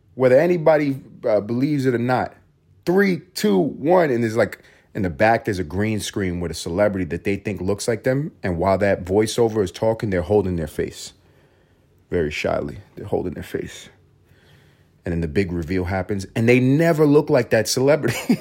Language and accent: English; New York City, New York, United States; also born or lived in Puerto Rico (ancestry); growing up in New York City